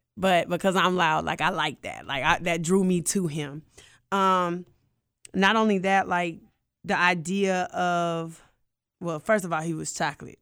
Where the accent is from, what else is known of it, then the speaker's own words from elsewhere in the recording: Atlanta, Georgia, United States; I'm from Atlanta, Georgia